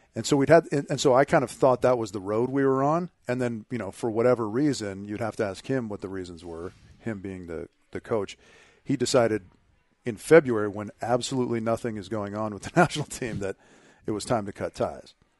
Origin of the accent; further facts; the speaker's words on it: Southern California, United States; growing up in Southern California